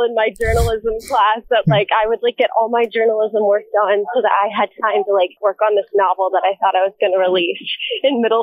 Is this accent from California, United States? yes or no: yes; Manhattan Beach, California, United States; also born or lived in Canada; I was born and raised in Manhattan Beach, California, but my mom is full Canadian and my dad is half Canadian